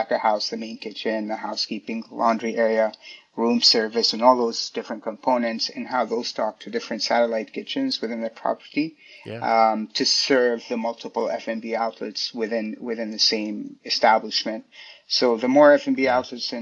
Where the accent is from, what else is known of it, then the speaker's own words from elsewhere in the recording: Indonesia; also born or lived in Switzerland; now in New York, United States; I grew up in Indonesia.